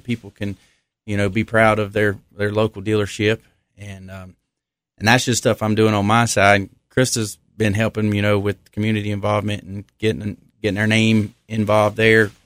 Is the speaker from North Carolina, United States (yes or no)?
yes; Millers Creek, North Carolina, United States; originally from Wilkes County. I grew up in Miller's Creek, so, you know, just down sixteen